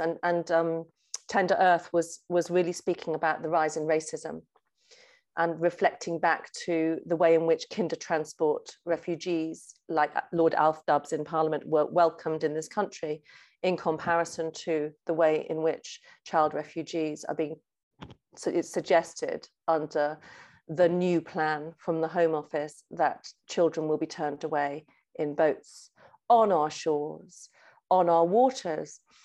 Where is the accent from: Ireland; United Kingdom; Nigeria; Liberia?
United Kingdom; Lake District, North West England; child growing up in the Lake District, I was a real daydreamer and a doodler